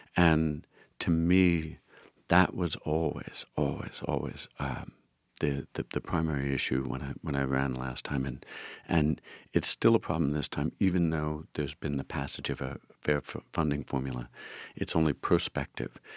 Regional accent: Philadelphia, Pennsylvania, United States; I grew up in the Frankfurt, uh, part of, part of the, the district

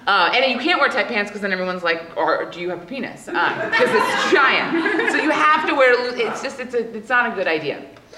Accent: Hawaii, United States; and I grew up in Hawaii, so we were in Hawaii

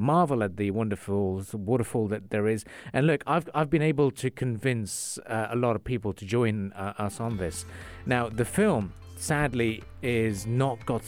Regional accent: Khorfakkan, Sharjah, United Arab Emirates; Khorfakkan, my self-proclaimed actual hometown.

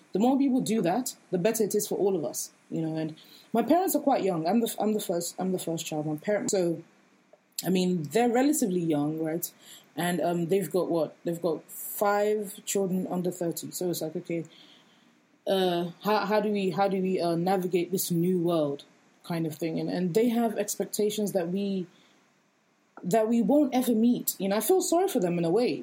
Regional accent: Nigeria; we're all Nigerian

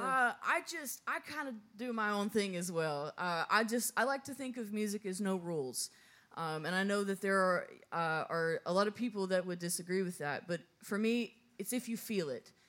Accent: Texas, United States; now in Nashville, United States; I'm originally from Texas, so I grew up on a ranch with animals

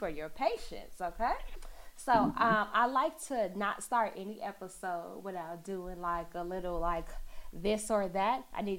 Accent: Chicago, Illinois, United States; Midwest. I'm from Chicago.

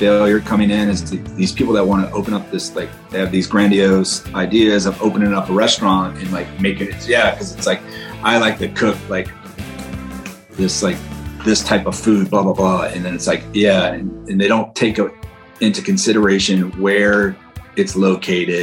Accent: New Orleans, Louisiana, United States; moved away; also born or lived in San Francisco; I was born and raised in New Orleans, Louisiana, a big French and Italian family

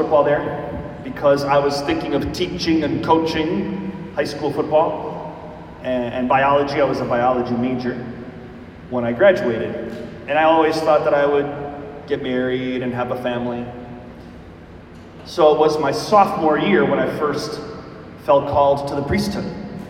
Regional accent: Milwaukee, Wisconsin, United States; I was born in Milwaukee, Wisconsin, so I'm a cheesehead. You'll have to forgive me for that. And I grew up in a Catholic family.

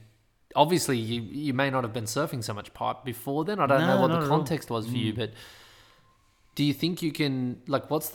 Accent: Australia; moved away; me being an Aussie living up there

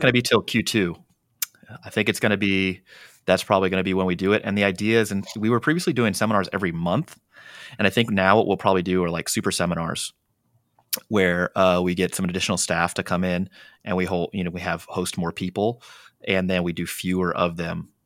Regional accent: San Diego, California, United States; my hometown, like, where we're

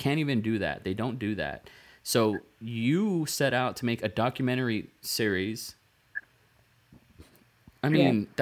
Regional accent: Rio Grande Valley, South Texas, United States; I came from the Rio Grande Valley, South Texas. It's a border town.

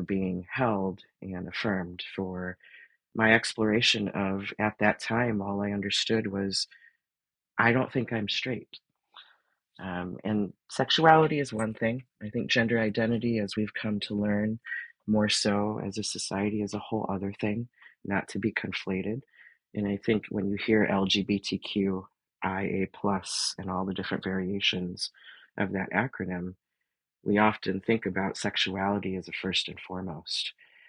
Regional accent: Detroit, Michigan, United States; And, you know, growing up in the Motor City and having all these big car companies and unions, you know, that was kind of my milieu.

